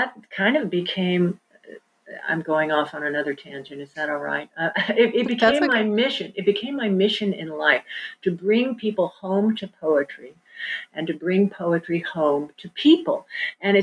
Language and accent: English; Kansas City, United States; moved away; also born or lived in New York; I did not grow up on the farm. I grew up in Kansas City